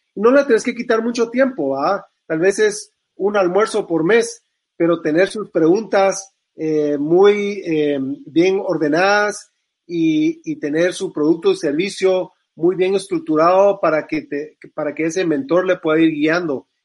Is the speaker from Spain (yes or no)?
no; Guatemala; yo como guatemalteco